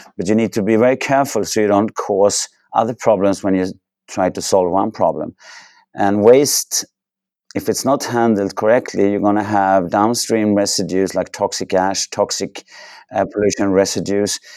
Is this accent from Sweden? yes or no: yes; Sweden; I grew up in Sweden, had the chance to go to university in Sweden